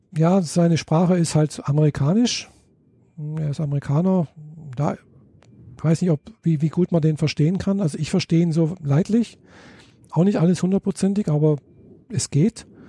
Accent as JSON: {"language": "German", "country": "Germany", "said": "bei uns in Deutschland"}